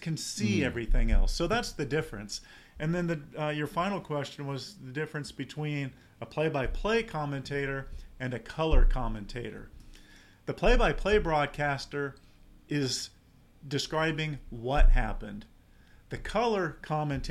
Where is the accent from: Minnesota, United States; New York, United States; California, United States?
California, United States; San Diego; I grew up in San Diego